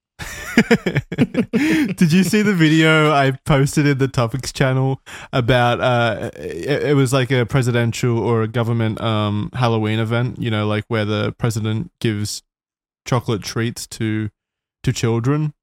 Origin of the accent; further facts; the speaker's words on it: Australia; I'm Australian